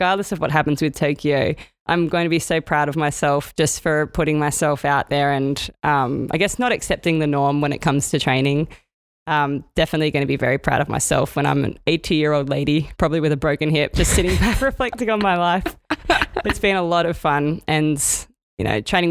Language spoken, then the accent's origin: English; Sydney, New South Wales, Australia; my hometown here